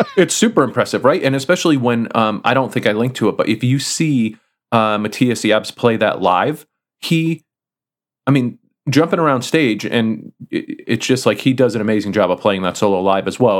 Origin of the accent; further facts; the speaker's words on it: Connecticut, United States; the music store that I grew up with in Connecticut